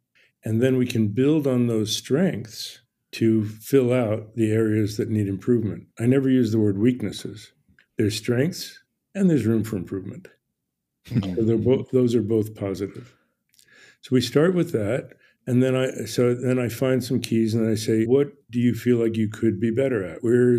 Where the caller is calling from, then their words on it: Ojai, California, United States; Ojai, California, OJAI.